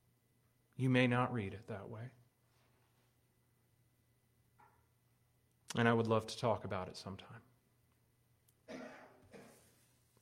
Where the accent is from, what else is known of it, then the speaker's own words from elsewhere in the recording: United States; As an American young person